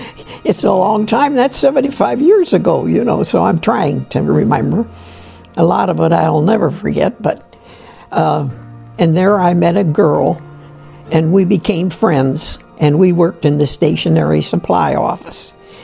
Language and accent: English; Canton, Ohio, United States; I'm from Canton, Ohio. I was born in 10/11/23